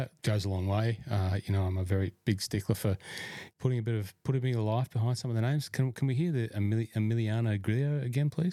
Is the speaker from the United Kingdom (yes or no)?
no; Cessnock, New South Wales, Australia; moved away; my hometown